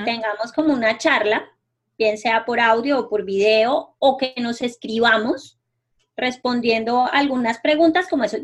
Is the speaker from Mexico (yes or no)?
no; Colombia; moved away; yo acabo de llegar de pasar un tiempo en mi pueblo en Colombia